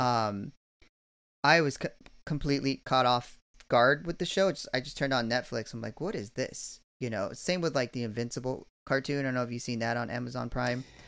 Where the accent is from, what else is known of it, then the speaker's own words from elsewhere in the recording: California, United States; moved away as an adult; I'm from California, but I haven't lived there in about, you know, I don't know, twenty years now